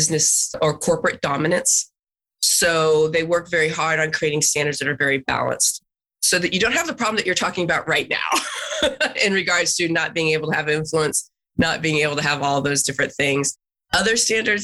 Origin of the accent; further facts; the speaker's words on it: Texas, United States; being a Texan